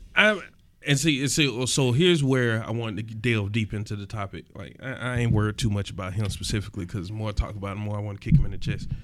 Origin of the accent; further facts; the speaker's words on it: East Point, Georgia, United States; where I was raised in East Point